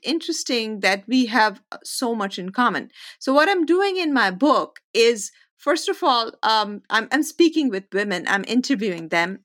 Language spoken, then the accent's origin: English; India; moved away as an adult; also born or lived in United States; I spent some time in the United States, became, a, all my influence came from here, and then I went back to India